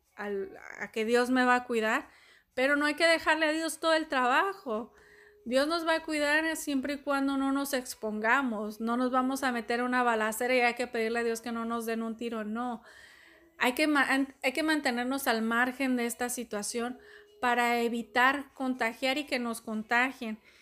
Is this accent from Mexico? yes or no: yes; Mexico; Acá en México, de donde soy